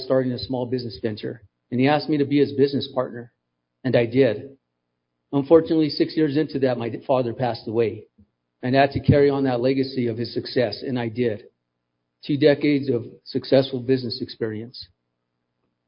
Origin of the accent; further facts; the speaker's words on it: Albuquerque, New Mexico, United States; I was born and raised in Albuquerque.